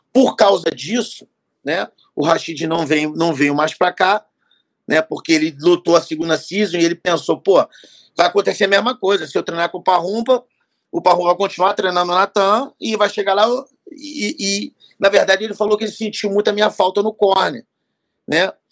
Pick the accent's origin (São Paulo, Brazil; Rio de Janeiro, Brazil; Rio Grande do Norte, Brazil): Rio de Janeiro, Brazil; Eu sou carioca, eu sou do Rio